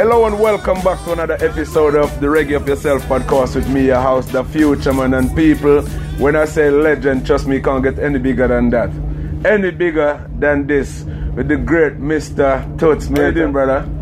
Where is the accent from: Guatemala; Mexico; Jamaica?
Jamaica; now in United Kingdom; I'm from Jamaica myself